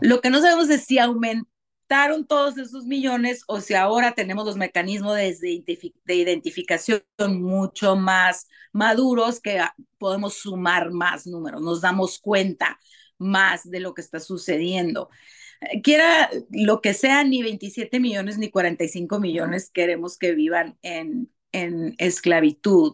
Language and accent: Spanish; Tijuana, Baja California, Mexico; yo nací, y crecí en Tijuana